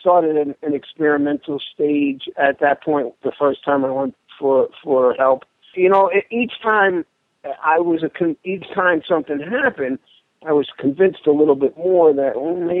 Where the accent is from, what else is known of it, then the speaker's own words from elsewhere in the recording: Newark, New Jersey, United States; I was born and raised in Newark